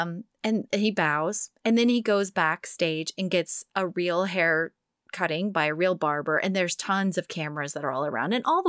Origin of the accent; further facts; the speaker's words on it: Texas, United States; moved away; my home state.